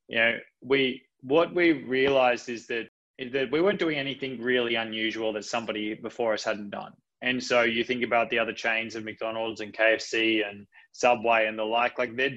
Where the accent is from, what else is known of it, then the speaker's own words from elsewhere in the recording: Coffs Harbour, New South Wales, Australia; I'm a country kid. I was brought up in just outside of Coffs Harbour